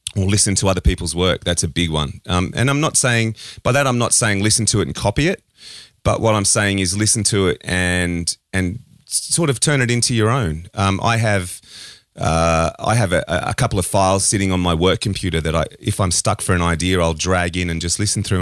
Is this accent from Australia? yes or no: yes; Australia; an Australian